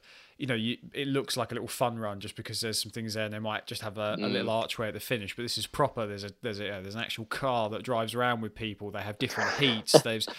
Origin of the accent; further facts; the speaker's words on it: Ipswich, East of England, United Kingdom; having lived in Ipswich for all my life